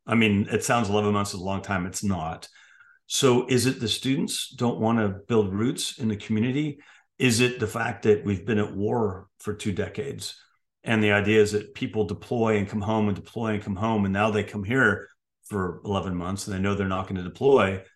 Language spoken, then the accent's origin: English; San Francisco, California, United States; moved away; I grew up in San Francisco, California